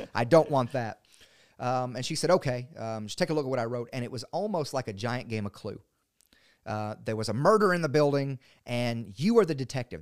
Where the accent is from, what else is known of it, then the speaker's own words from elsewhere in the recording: Maury County, Tennessee, United States; now in Dickson County, United States; I'm from Murray County